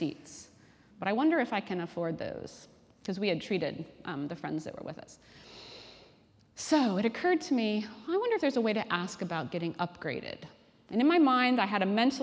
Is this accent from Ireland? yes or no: no; Washington, District of Columbia, United States; moved away as an adult; now in Cambridge, United Kingdom; I'm originally from Washington, D.C.